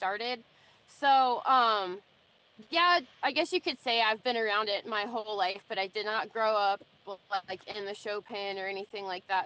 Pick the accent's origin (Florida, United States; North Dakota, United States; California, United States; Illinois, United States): California, United States; Central Coast; moved away as an adult; now in Texas, United States; growing up in California on the Central Coast is cow horse country